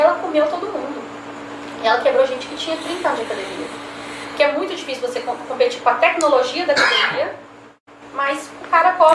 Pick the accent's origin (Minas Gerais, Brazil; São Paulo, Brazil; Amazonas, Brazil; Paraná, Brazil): Minas Gerais, Brazil; Belo Horizonte; moved away as an adult; now in Governador Valadares, Brazil; não sou daqui, sou de Belo Horizonte